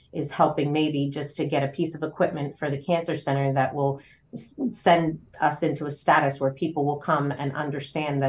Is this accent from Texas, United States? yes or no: no; Trenton, New Jersey, United States; also born or lived in Ewing, New Jersey; I've lived in this area my whole life. So I grew up in Trenton and moved to Ewing when I was about 16, 17.